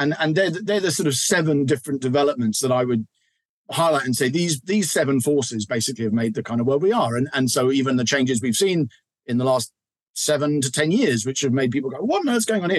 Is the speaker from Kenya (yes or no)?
no; England, United Kingdom; as an English guy